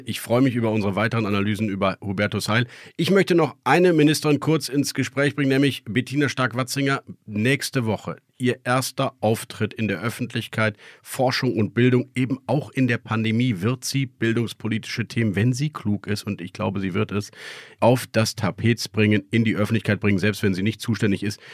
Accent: Berlin, Germany; als Berliner Bürger

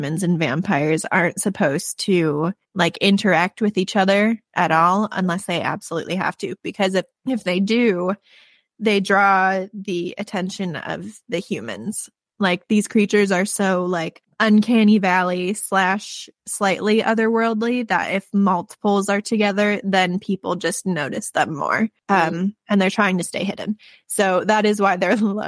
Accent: Midwest, United States; I am from the Midwest

